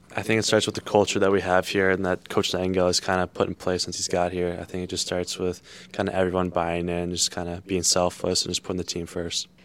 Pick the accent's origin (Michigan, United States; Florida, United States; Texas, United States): Michigan, United States; South Lyon; growing up in Michigan